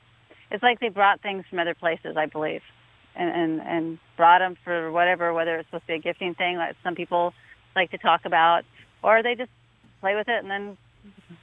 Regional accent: Pacific Northwest, United States; growing up in the Pacific Northwest

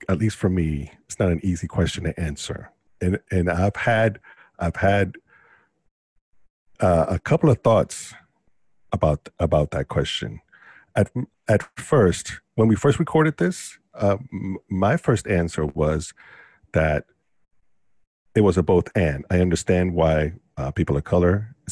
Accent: Puerto Rico; English is a second language; also born or lived in North Carolina / New York City; now in Midwest, United States; I'm Puerto Rican, born and raised

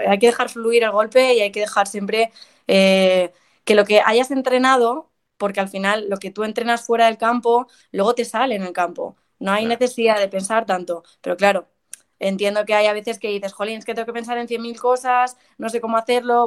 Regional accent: Madrid, Community of Madrid, Spain; also born or lived in South Carolina; soy de aquí de Madrid. Eh, tengo 24 años, llevo aquí en Madrid toda mi vida

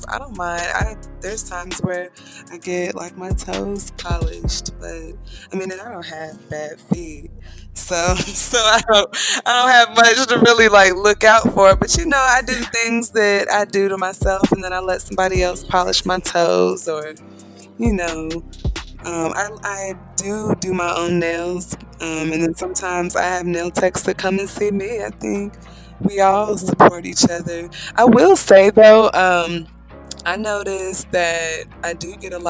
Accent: Atlanta, Georgia, United States; now in Marietta, United States; I'm actually from Atlanta, Georgia, and I am in Marietta, so I've been living there at this point for about 5 years

